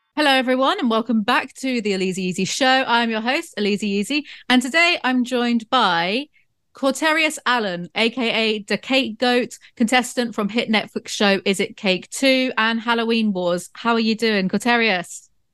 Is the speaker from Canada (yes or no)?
no; South West England, United Kingdom; my hometown, 'cause it's kind of like Southwest England in the countryside area